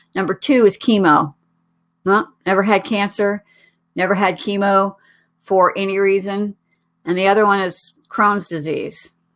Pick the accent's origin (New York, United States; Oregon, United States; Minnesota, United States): Oregon, United States; moved away; also born or lived in Colorado; I was living in Colorado at the time, but I'm originally from Oregon.